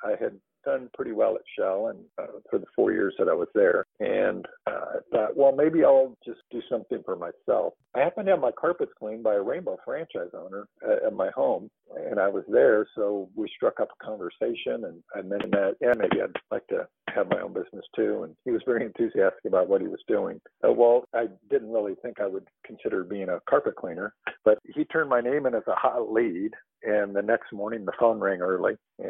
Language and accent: English; Tucson, Arizona, United States; also born or lived in Houston; Well, I was born and raised in Arizona, Tucson